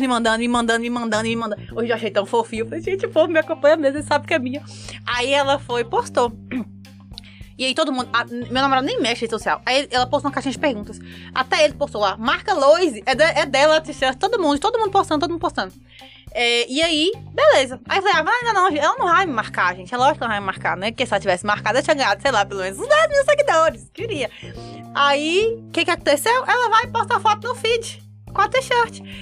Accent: Montes Claros, Minas Gerais, Brazil; eu sou lá de Montes Claros, Minas Gerais

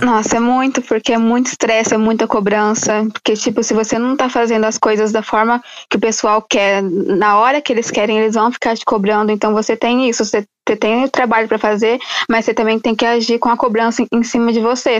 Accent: São Paulo, Brazil; Eu de São Paulo

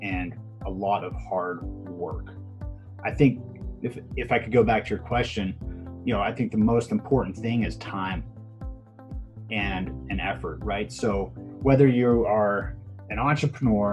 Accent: Pittsburgh, Pennsylvania, United States; I'm born and bred in Pittsburgh, Pennsylvania

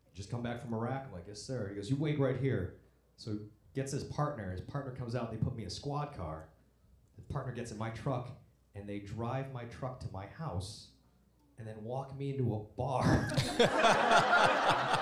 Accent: Buffalo, New York, United States; I was in New York, my hometown, Buffalo, New York

